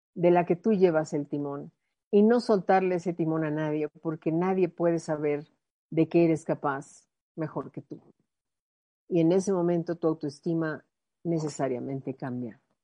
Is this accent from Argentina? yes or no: no; Mexico; mi mexicana